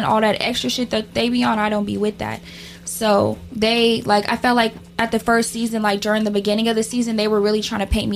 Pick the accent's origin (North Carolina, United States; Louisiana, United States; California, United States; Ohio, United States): California, United States; Sacramento; I'm from Sacramento, Oak Park to be exact